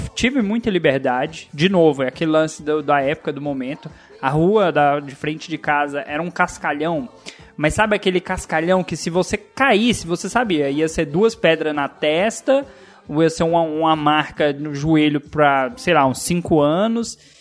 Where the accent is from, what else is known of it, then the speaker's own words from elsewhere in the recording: Luziânia, Goiás, Brazil; Eu cresci na cidade que eu estou, Lusiânia, Goiás.